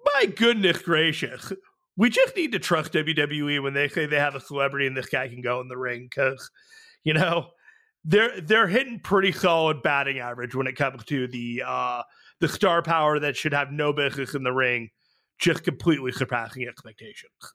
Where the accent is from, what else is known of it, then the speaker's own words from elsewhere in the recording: San Jose, California, United States; I am from San Jose